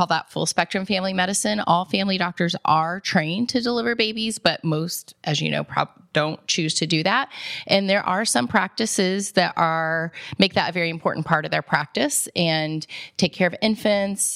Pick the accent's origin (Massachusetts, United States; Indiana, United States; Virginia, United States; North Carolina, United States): Indiana, United States; Indianapolis; moved away as an adult; now in Columbus, United States; I actually grew up on the west side of Indianapolis